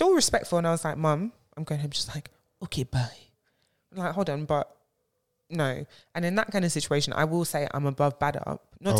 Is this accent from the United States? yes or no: no; Nigeria; first of all, I'm a Nigerian babe.